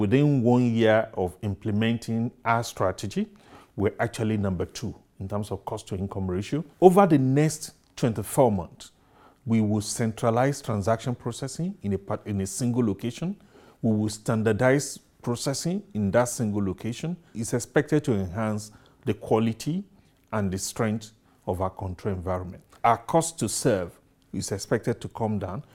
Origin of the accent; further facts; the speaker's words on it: Nigeria